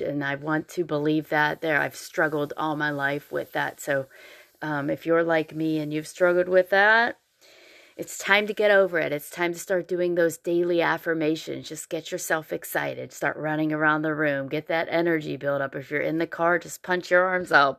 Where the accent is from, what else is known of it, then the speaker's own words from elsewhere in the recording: Pennsylvania, United States; now in Columbia, United States; I grew up in Pennsylvania, so it is different here